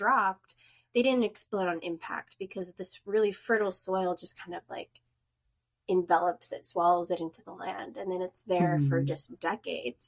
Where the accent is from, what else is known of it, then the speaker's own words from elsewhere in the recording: North Dakota, United States; moved away as an adult; now in Bellingham, United States; I am originally from North Dakota. And then my husband and I moved out west in 2013